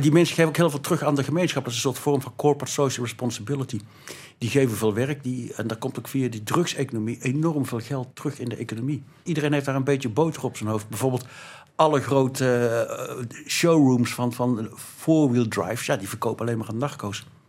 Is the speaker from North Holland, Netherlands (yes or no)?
no; North Brabant, Netherlands; ik beschouw mezelf als Brabander